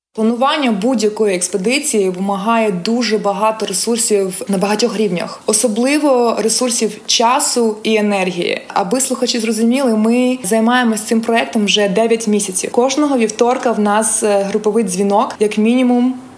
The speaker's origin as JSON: {"language": "Ukrainian", "town": "Mykolaiv", "region": "Mykolaiv Oblast", "country": "Ukraine", "tie": "born or raised there", "moved": "as an adult", "lives_now": "San Francisco, United States", "said": "Я народилася та виросла в Миколаєві"}